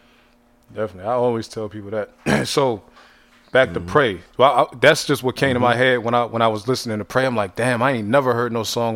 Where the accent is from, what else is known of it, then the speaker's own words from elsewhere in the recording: Youngstown, Ohio, United States; See, I'm from Ohio, Youngstown. So uh-huh. Arby's, that's where Arby's started at.